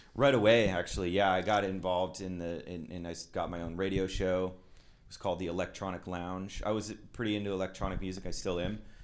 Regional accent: Twin Falls, Idaho, United States; now in Seattle, United States; I grew up in Twin Falls, Idaho.

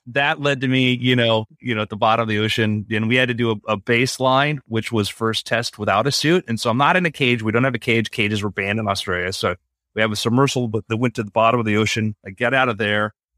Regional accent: South Florida, United States; I grew up in South Florida

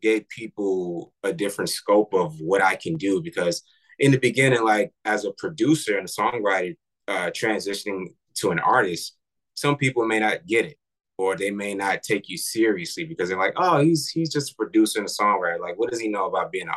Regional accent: New York, United States; I'm from New York

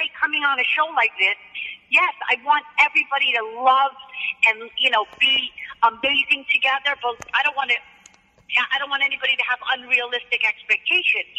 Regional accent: Cherry Hill, New Jersey, United States; I grew up very humble in Cherry Hill, I shared a room with my brother and sister

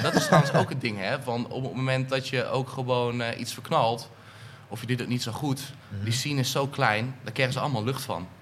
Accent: Eindhoven, North Brabant, Netherlands; now in Amersfoort, Netherlands; ik kom oorspronkelijk uit Eindhoven, woon nu in Amersfoort.

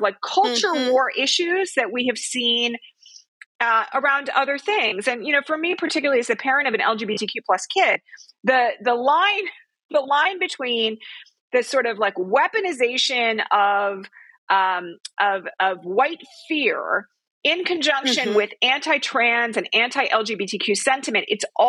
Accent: Bucks County, Pennsylvania, United States; now in California, United States; I'm originally from Bucks County, Pennsylvania

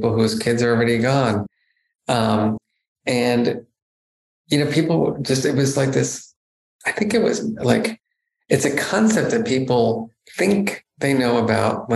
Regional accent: New Jersey, United States; I grew up in New Jersey, a very kind of middle-class neighborhood

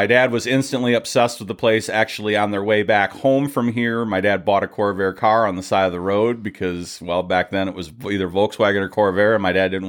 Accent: Clarkston, Michigan, United States; moved away; I'm from Michigan. I grew up in Clarkston, Michigan, actually. Pine Knob Music Theater was pretty much my backyard growing up.

